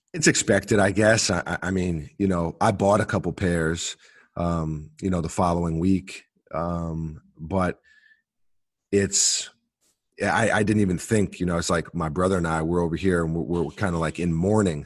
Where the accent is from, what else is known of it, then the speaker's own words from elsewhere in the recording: New York City, New York, United States; growing up in New York City, we're always on the train